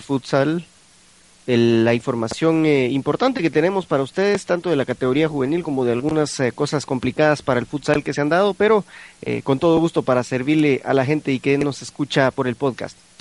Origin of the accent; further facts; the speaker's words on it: Guatemala; nosotros eh, como guatemaltecos